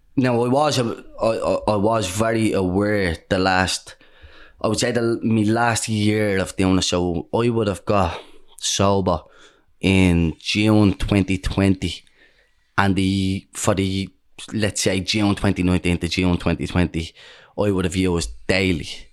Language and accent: English; Dublin, Leinster, Ireland; Most people where I grew up in Dawes Estuary Flats, most people lived a similar life to us.